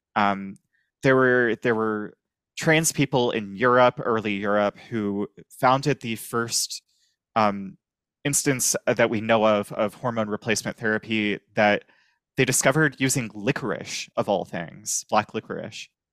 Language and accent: English; Virginia, United States; moved away as an adult; now in New Orleans, United States; I'm originally from Virginia.